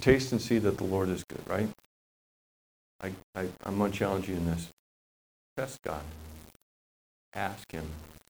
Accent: Papua New Guinea; I was a kid growing up in Papua New Guinea a long time ago

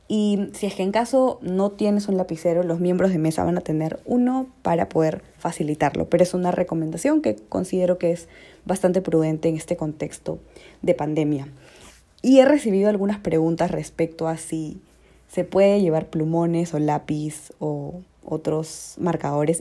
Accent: Peru; como peruanos

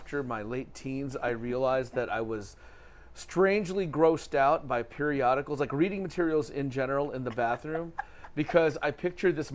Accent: Detroit, Michigan, United States; growing up in Detroit

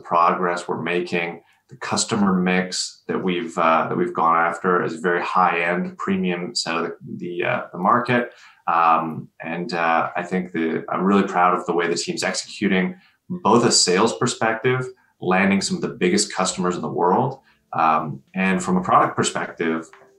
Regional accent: Canada; I'm Canadian

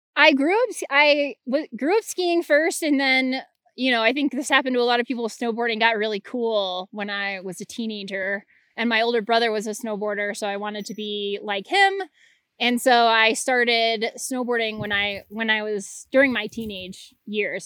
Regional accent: Anchorage, Alaska, United States; I grew up in Anchorage, Alaska

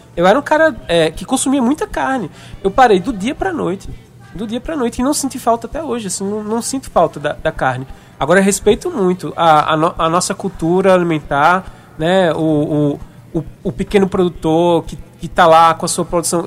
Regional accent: Paraíba, Brazil; eu é, sou nordestino, paraibano

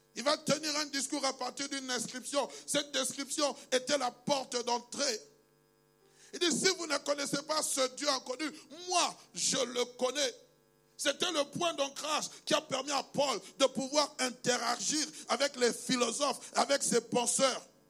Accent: Kinshasa, DR Congo; also born or lived in Kasai-Occidental; now in Belgium; je suis congolais, né à Kinshasa, le 23 septembre 1971 père d'origine du Kassai occidental, mère d'origine du Kassai occidental

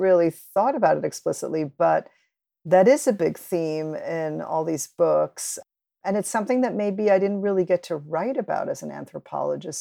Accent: New York, United States; also born or lived in Cuba; I grew up in New York with all these different immigrant communities all around me

